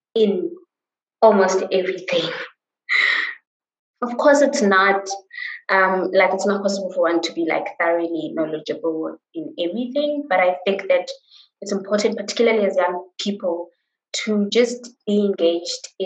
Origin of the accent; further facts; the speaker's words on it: Johannesburg, Gauteng, South Africa; I grew up in Soweto